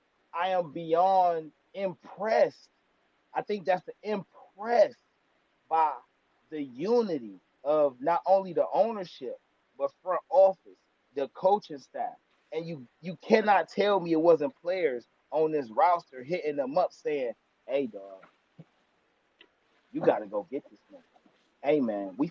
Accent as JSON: {"language": "English", "town": "Cleveland", "region": "Ohio", "country": "United States", "tie": "born or raised there", "moved": "as an adult", "lives_now": "Florida, United States", "said": "I'm born and raised in Cleveland, was there from 85 to 2014 when I finally left for my first time and started venturing the world. I'm now stationed in Florida"}